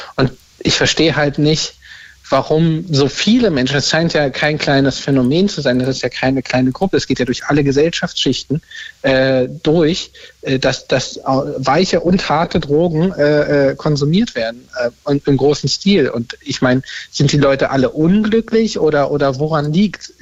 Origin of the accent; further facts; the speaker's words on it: Berlin, Germany; ich komme auch aus Berlin